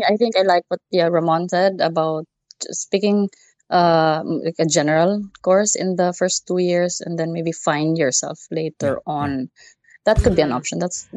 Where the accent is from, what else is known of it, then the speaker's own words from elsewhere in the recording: Philippines; English is a second language; in the Philippines, that you have to survive.